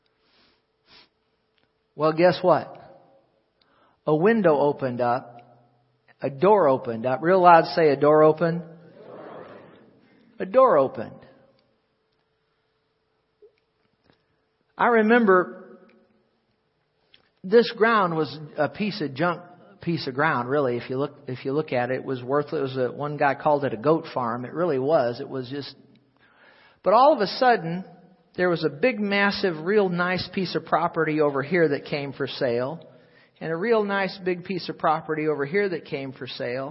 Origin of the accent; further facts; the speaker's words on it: St. Louis, Missouri, United States; I was born in Deaconess Hospital, actually, in St. Louis, but lived back here all my life till I got married